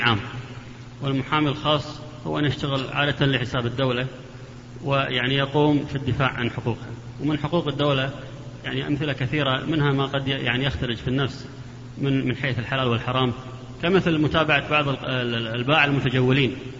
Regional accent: Kuwait; عندنا في الكويت

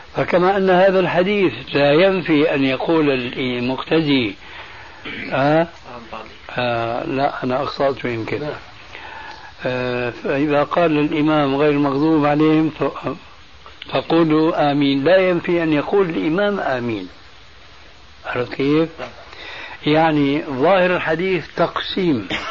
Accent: Syria

